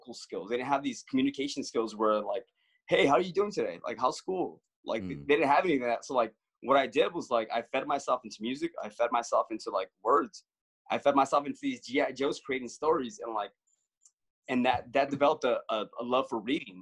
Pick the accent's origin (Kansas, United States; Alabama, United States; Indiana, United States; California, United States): California, United States; Los Angeles; I grew up in Los Angeles